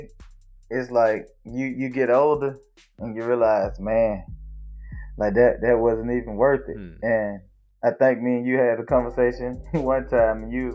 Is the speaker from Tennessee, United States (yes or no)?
no; Goodwater, Alabama, United States; moved away; a world away from Goodwater, Alabama, right, Slaughter Street